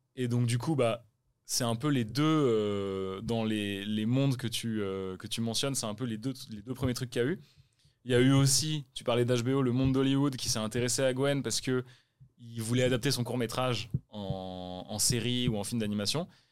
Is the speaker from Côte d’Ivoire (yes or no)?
no; France; en tant que Français